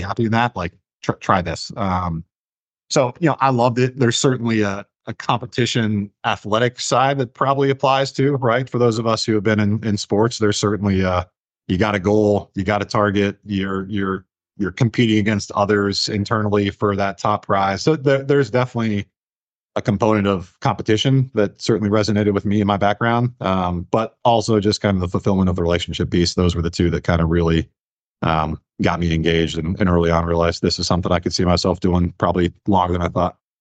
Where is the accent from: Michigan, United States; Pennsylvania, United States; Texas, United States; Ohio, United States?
Ohio, United States; moved away; I'm from Ohio, was looking at Ohio State